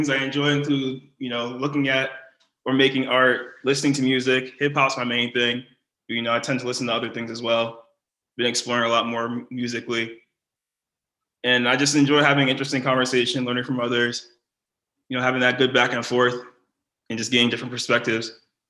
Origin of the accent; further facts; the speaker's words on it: Bethlehem, Pennsylvania, United States; also born or lived in Massachusetts; So I lived in many places. I was born in Massachusetts, but I spent most of my time in Bethlehem, PA. You know, shout out to Lehigh Valley, shout out to the Brader Street Gang.